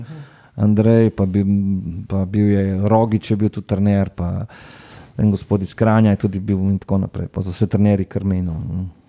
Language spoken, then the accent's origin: Slovenian; Ljubljana, Slovenia; odraščal sem v Kosezah